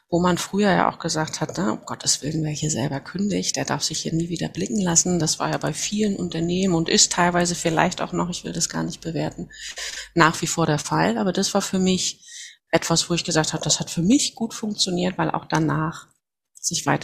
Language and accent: German; Mecklenburg-Vorpommern, Germany; Ich bin Mecklenburgerin, komme von der Wismarischen Ostseeküste, 47 Jahre alt mittlerweile